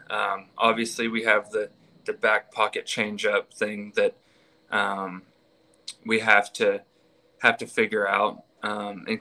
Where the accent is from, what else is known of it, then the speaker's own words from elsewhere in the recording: Houston, Texas, United States; also born or lived in Waco, Texas; I'm from Texas. I'm actually from Houston.